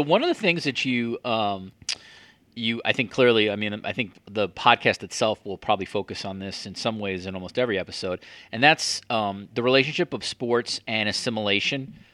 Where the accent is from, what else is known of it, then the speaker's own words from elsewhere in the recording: United States; moved away as an adult; now in Canada; since I moved to Canada, and I, I have a little bit of an outsider perspective now as an American in another country